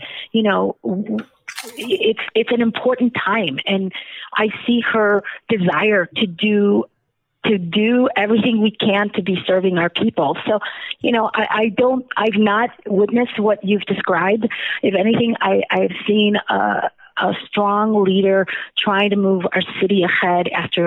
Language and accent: English; Chicago, Illinois, United States; also born or lived in Zacatecas, Mexico; we arrived in Chicago when I was 8 years old in the Near West Side